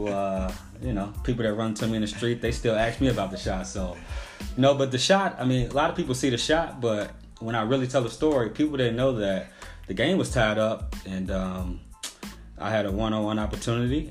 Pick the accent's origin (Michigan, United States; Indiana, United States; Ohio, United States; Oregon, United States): Indiana, United States; Gary; also born or lived in Merrillville, Indiana; I was born and raised in Gary. Moved to Miraville, I think, in fifth or fourth grade